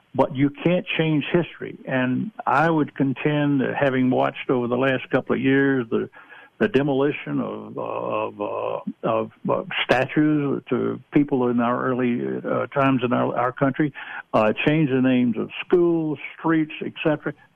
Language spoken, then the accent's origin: English; Georgia, United States; I'm originally from Georgia.